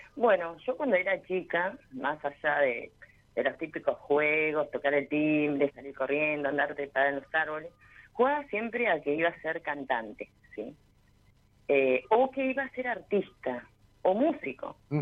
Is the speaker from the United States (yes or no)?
no; General Roca, Río Negro, Argentina; yo soy del Valle de General Roca, Río Negro.